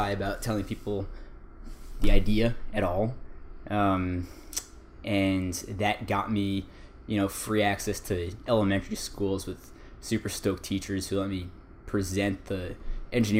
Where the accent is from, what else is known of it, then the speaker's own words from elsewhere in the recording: West Orange, New Jersey, United States; moved away as an adult; also born or lived in Hawaii; now in California, United States; I grew up in West Orange, New Jersey, which is a typical suburban town in New Jersey